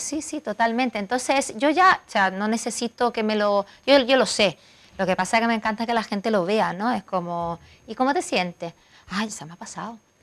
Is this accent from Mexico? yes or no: no; Milan, Lombardy, Italy; Spanish is a second language; moved away as an adult; now in Marbella, Spain; Yo vengo de Milán